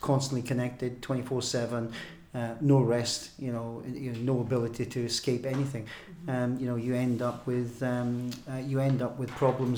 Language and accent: English; Wales, United Kingdom; I was born in Wales